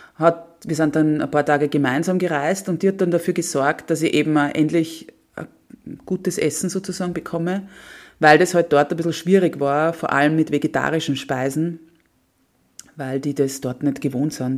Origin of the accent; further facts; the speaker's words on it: Austria; ich so die erste Österreicherin